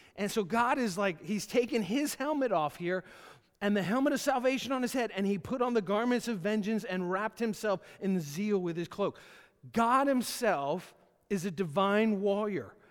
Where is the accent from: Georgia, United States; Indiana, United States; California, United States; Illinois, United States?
Georgia, United States; moved away; I was born in Georgia, lived there for the first part of my life, uh, and, and then my family moved up here.